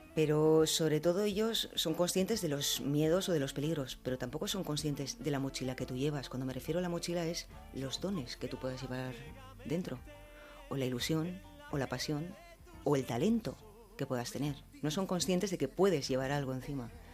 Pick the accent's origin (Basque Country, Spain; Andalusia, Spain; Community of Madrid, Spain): Basque Country, Spain; soy vasca